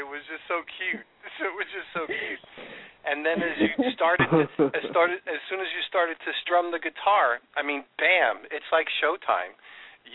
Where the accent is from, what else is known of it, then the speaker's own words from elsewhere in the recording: New York, United States; I grew up in New York